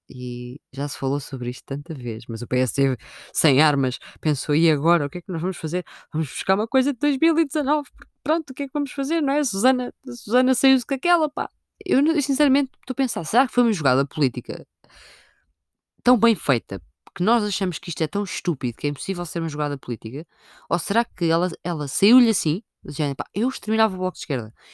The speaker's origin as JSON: {"language": "Portuguese", "town": "Sintra", "region": "Lisbon", "country": "Portugal", "tie": "born or raised there", "said": "tinha que ser em Sintra, não é? Minha terra"}